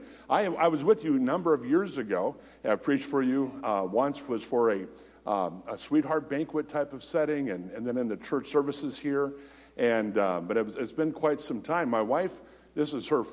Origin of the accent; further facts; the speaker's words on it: United States; being an American